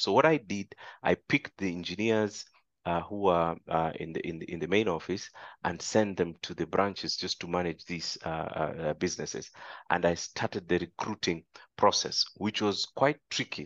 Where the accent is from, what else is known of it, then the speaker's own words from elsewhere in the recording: Kenya; moved away as an adult; now in Tanzania; my fellow Kenyans